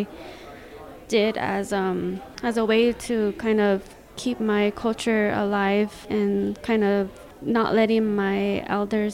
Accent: Zuni, New Mexico, United States; I'm from the Pueblo of Zuni

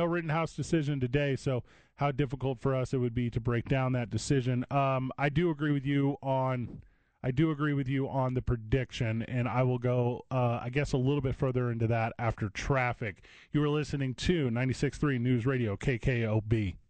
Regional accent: East St. Louis, Illinois, United States; My hometown is East St. Louis, Illinois.

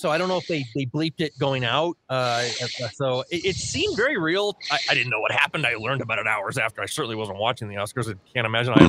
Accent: Connecticut, New England, United States; also born or lived in Hartford, Connecticut / Springfield, Massachusetts / Boston, Massachusetts; now in Albuquerque, United States; I grew up in Hartford, Springfield, and Boston. We were much more New England oriented. I didn't even go into New York City till I was 18 years old, despite being raised in Connecticut.

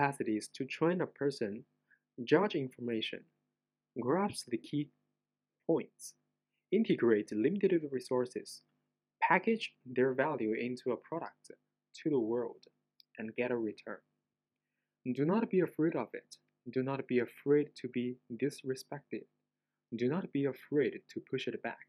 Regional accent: China; English is a second language; I am not an English native speaker, so I apologize in advance for my accent. I'm a Chinese

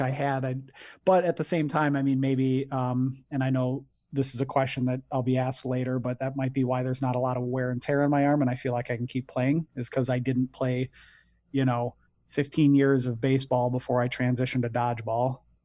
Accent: Detroit, Michigan, United States; moved away as an adult; now in Grand Rapids, United States; I'm originally from the Detroit area, but I live in Grand Rapids, Michigan

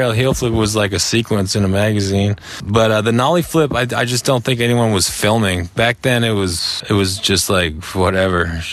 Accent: Burlington, Ontario, Canada; also born or lived in Oakville, Ontario; I was born in Oakville and I lived in Burlington most of my life

